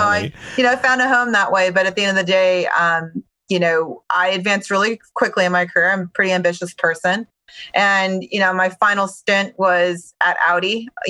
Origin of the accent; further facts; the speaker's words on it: Baltimore, Maryland, United States; So I grew up in Baltimore, Maryland. Actually, you know, a child of immigrants.